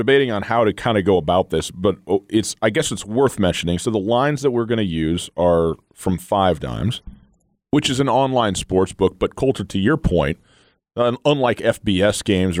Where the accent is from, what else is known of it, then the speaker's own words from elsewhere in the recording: Montana, United States; We're both from Montana and both grew up in the FCS and specifically the Big Sky sort of arena.